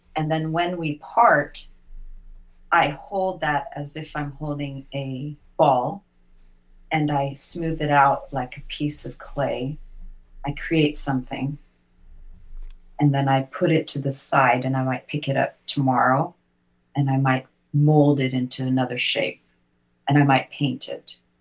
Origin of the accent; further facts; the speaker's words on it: United Kingdom; now in United States; I'm British by birth